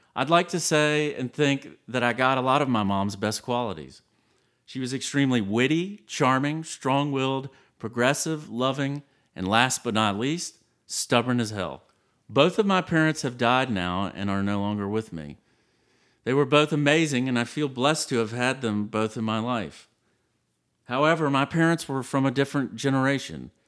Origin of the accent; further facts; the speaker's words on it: Savannah, Georgia, United States; moved away as an adult; now in Austin, United States; Savannah, Georgia is my heritage, but Austin, Texas is now my hometown.